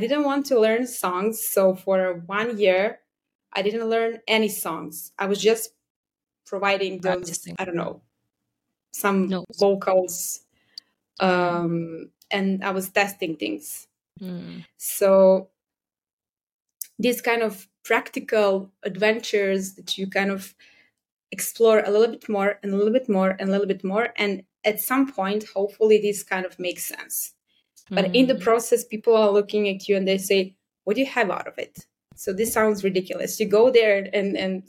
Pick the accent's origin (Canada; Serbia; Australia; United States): Serbia; I'm from Serbia